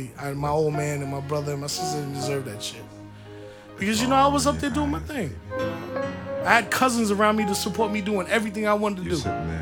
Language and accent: English; New York, United States; growing up in New York was really tough, man.